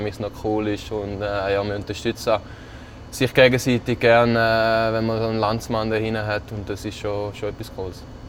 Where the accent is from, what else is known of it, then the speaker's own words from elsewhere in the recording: Switzerland; moved away; als, als Schweizer